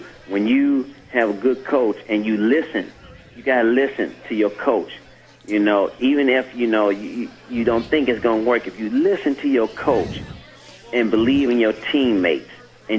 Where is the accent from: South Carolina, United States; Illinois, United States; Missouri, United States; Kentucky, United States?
Illinois, United States; Chicago; moved away as an adult; also born or lived in El Paso; I was from Chicago, and I was a city guy